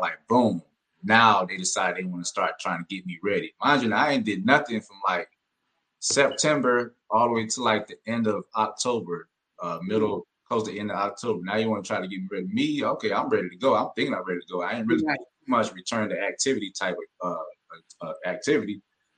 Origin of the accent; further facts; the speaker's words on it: the South, United States; I'm from the South, a speed guy from the South.